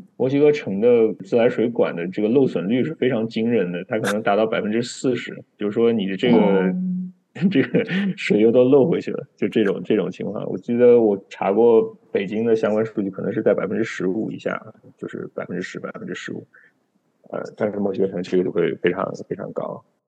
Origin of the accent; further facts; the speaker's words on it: Jiangnan, China; moved away; 我出生在这个江南地区，白墙、青瓦